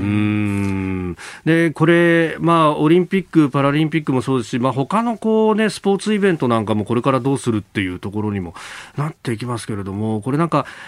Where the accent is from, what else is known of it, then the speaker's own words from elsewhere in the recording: Yokosuka, Kanagawa, Japan; 私はあの、横須賀の出身